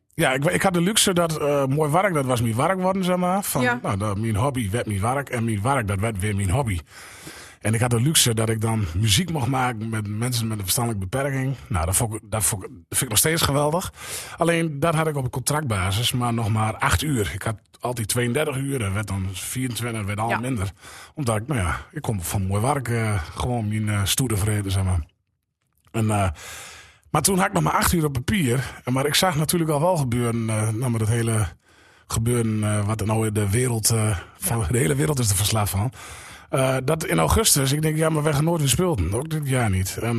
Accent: Bargeres, Drenthe, Netherlands; accent: Drents; also born or lived in Smallingerland, Friesland / Donkerbroek / Oosterwolde; toen op mijn derde naar Bargeres.

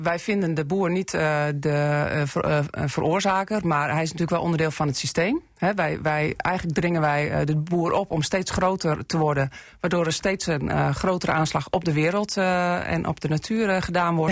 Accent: Assen, Drenthe, Netherlands; also born or lived in Groningen; ik ben geboren in Assen en daar ook getogen.

